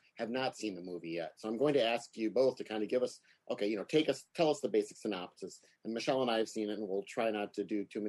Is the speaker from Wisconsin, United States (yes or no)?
yes; Green Bay, Wisconsin, United States; I'm from Green Bay